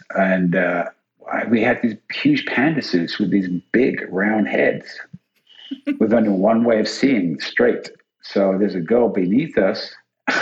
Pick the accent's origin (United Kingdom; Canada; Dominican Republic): United Kingdom; England; I'm English